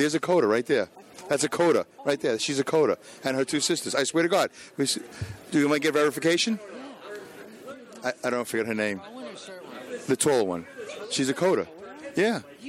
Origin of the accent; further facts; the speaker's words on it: New York City, New York, United States; I'm a Jew from Brooklyn